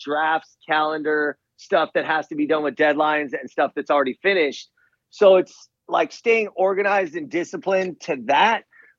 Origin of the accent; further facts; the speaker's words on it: Los Angeles, California, United States; also born or lived in Seattle / Washington, D.C.; I grew up in Sepulveda, which is now known as North Hills. Then I went to UCLA, lived in Seattle for a year, Washington, D.C. for a year. But I'm seriously such an L.A. nerd.